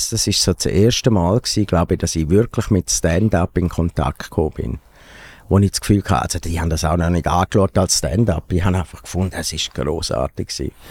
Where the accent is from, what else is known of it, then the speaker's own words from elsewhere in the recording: Grisons, Switzerland; ich bin, wo ich aufgewachsen bin, so in der, also dort, wo wir gewohnt haben, in Graubünden, dort haben wir auch lange keine äh, Kabelfernsehen gehabt.